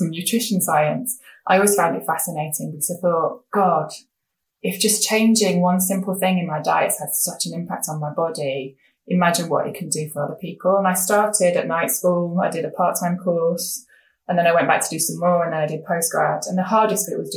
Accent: England, United Kingdom; I'm a woman, I'm not Korean, I'm English

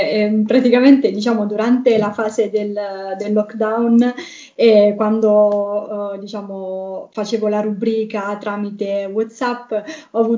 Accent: Basilicata, Italy; now in Rome, Italy; io non sono di Roma sono diciamo della Basilicata, quindi anche per dare quel tocco in più del, diciamo, della mia terra

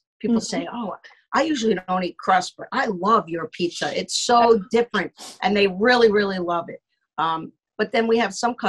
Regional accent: New York, United States; So I'm a New Yorker.

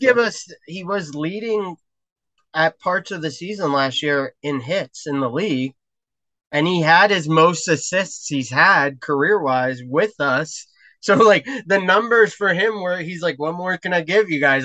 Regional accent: New Jersey, United States; as a kid growing up in New Jersey

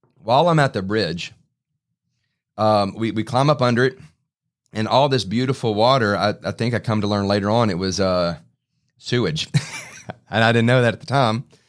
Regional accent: Baton Rouge, Louisiana, United States; I grew up in Baton Rouge

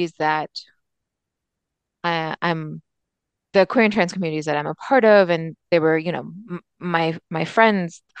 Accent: Pakistan; moved away; a Pakistani immigrant

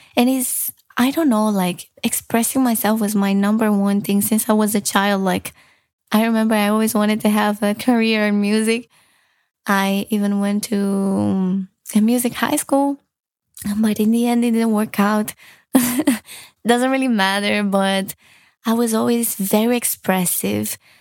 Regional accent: Romania; moved away; I'm from Romania

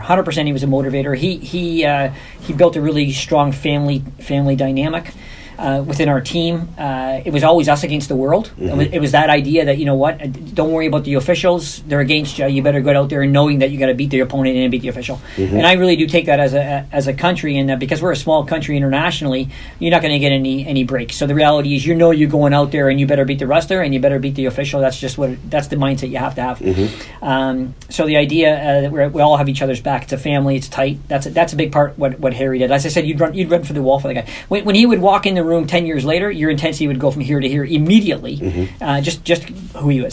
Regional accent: Hamilton, Ontario, Canada; we're from Hamilton

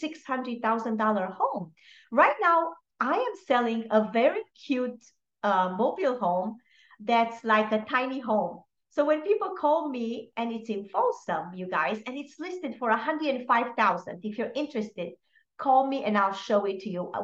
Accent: Romania; moved away; I am originally from Romania

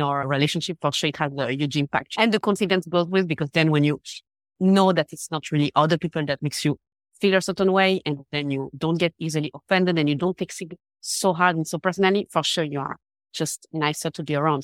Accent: Geneva, Switzerland; English is a second language; I'm from Geneva, Switzerland.

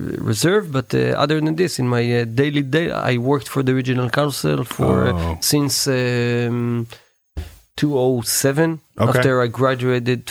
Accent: Karmiel, Northern District, Israel; moved away as an adult; now in Negev, Israel; Originally, I'm from Carmiel

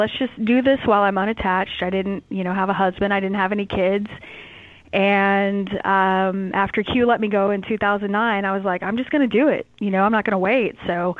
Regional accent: Houston, Texas, United States; moved away as an adult; also born or lived in College Station, Texas / Los Angeles; now in Tulsa, United States; being born and raised in Houston

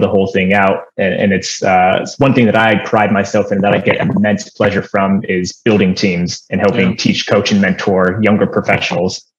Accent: Las Vegas, Nevada, United States; moved away; I was born and raised in Las Vegas, one of the very few people.

